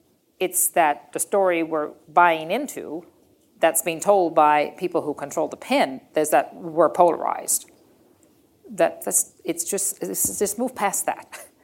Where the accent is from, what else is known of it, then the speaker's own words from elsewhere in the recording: Canada; And that's what I love about being Canadian.